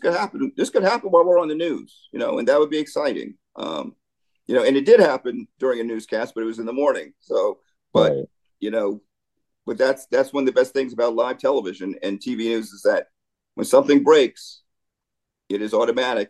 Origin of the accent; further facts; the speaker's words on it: New York, United States; moved away as an adult; also born or lived in Raleigh-Durham, North Carolina / Huntington, West Virginia / Washington, D.C.; now in Philadelphia, United States; I grew up in New York